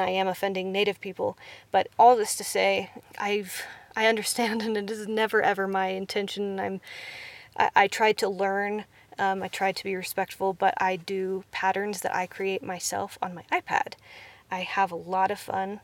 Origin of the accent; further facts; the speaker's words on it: Kansas, United States; I am from Kansas